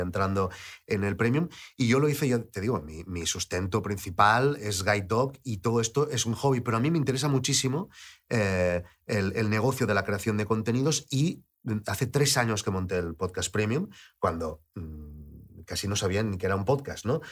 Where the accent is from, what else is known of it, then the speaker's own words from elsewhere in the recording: Lleida, Catalonia, Spain; moved away; also born or lived in Barcelona; yo vivía en Lleida, yo crecí en Lleida, aunque nací en Barcelona